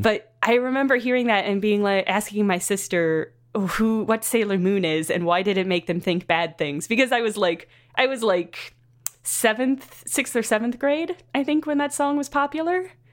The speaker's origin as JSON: {"language": "English", "region": "Southern Illinois", "country": "United States", "tie": "born or raised there", "said": "Southern Illinois, which is the, the Midwest of the United States"}